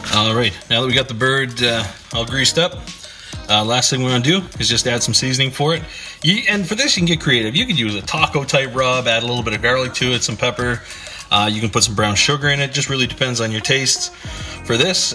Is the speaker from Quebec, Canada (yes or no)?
no; Prince Edward Island, Canada; now in Riverview, Canada; I grew up in Prince Edward Island. There's no bears on PEI.